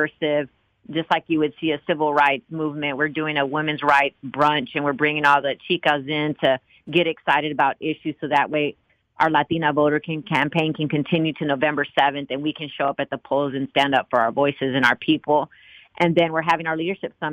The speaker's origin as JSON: {"language": "English", "town": "Austin", "region": "Texas", "country": "United States", "lives_now": "Dallas, United States", "said": "I'm from Austin"}